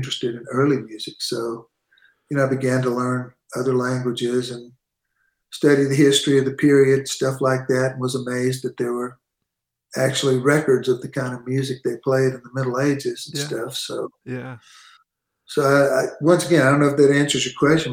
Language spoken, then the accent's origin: English; San Antonio, Texas, United States; growing up in San Antonio, which is where I pretty much grew up